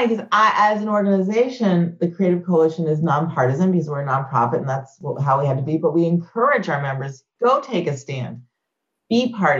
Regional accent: Clemson, South Carolina, United States; moved away; I'm a kid growing up in Clemson, South

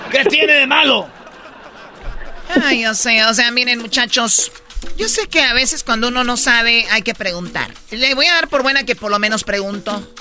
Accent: Casas Grandes, Chihuahua, Mexico; Pues somos de Casa Grande, de allá del pueblo viene eh, mi, mi, tío aquí llegó en el 70 y no sé qué, y ya soy tercera generación.

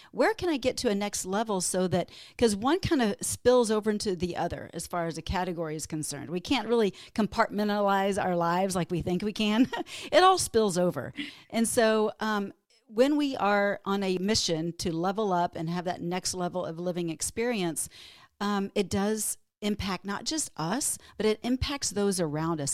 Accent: Texas, United States; moved away as an adult; now in Minnesota, United States; I grew up in Texas, but moved to Minnesota

